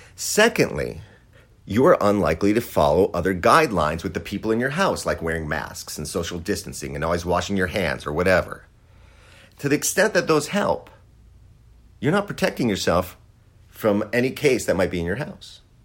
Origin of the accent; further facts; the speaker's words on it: Wisconsin, United States; I grew up in Wisconsin